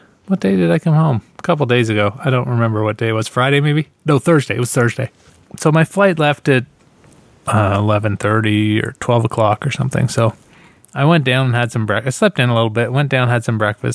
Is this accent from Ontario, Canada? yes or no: yes; Ontario, Canada